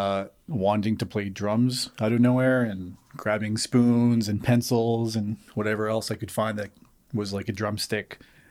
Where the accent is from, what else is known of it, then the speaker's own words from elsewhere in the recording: Moncton, New Brunswick, Canada; my dad's from a place called Rivière-Verte, about 10 minutes from Edmundston. But I was born and raised in Moncton.